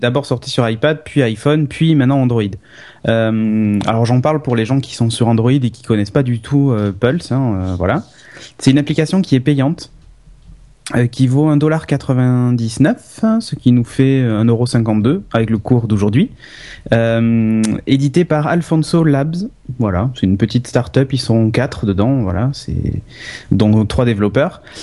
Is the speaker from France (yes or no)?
yes; France; je suis français